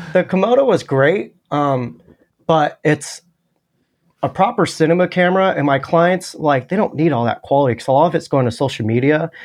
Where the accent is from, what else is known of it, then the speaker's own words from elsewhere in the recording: California, United States; moved away as an adult; also born or lived in Los Angeles, United States; now in Austin, United States; I grew up in California